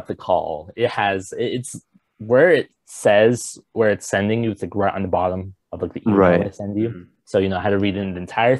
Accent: Southern California, United States; I'm from Southern California.

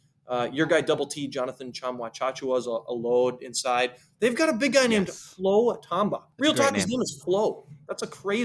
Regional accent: Minnesota, United States; I'm from Minnesota

